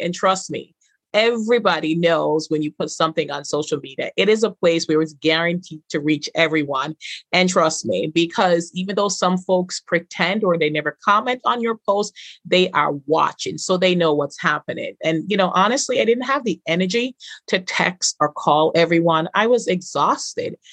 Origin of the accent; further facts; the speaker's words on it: Jamaica; Growing up in Jamaica